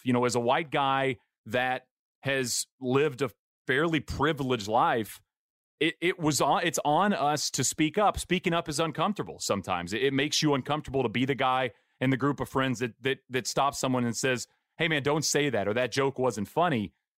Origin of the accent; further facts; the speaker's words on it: East Texas, United States; I grew up in East Texas